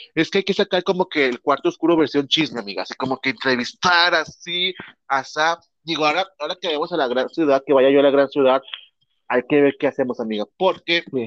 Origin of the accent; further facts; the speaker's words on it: Mexico; accent: Mexican Spanish; nosotros somos la cultura mexicana